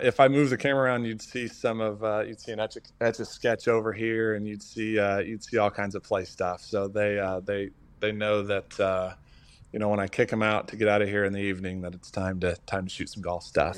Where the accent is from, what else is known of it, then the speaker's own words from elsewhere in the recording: Oklahoma, United States; moved away as an adult; I am originally from Oklahoma, born and raised